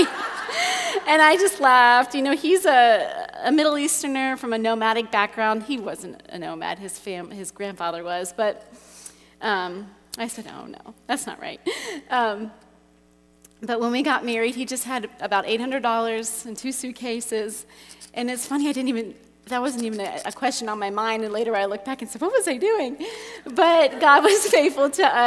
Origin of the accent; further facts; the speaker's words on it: Cincinnati, Ohio, United States; moved away as an adult; also born or lived in Russia / China; I was born in Cincinnati, just down the road, and I grew up there